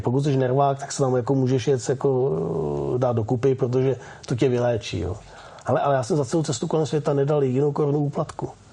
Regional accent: Czechia; also born or lived in Osek; jako Češi nebo Čechoslováci

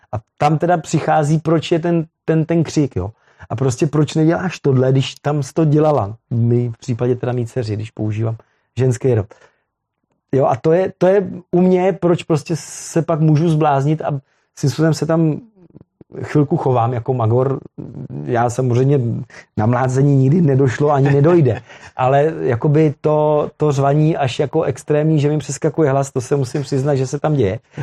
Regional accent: Velim, Central Bohemian Region, Czechia; já pocházím z Velimy, my jsme tam měli funkční motokrosovou tráť

